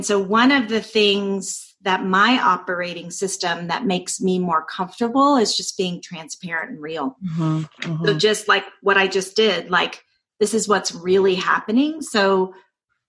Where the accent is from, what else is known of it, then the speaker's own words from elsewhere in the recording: Doraville, Georgia, United States; accent: Southern; I was raised in Doraville, Georgia. So this is in the southern part of the United States